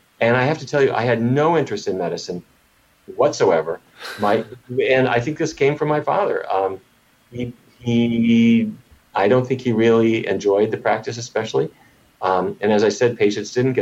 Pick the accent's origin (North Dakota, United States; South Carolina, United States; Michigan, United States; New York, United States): North Dakota, United States; Fargo; I grew up in Fargo, North Dakota